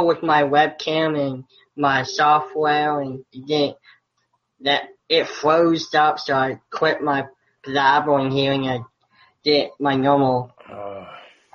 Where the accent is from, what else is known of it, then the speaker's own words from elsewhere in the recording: Virginia, United States; I'm from Virginia